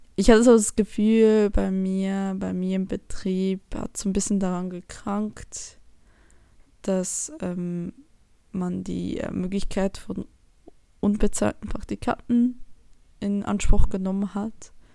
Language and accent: German; Switzerland; moved away; ich bin eine Schweizerin, die im Ausland lebt.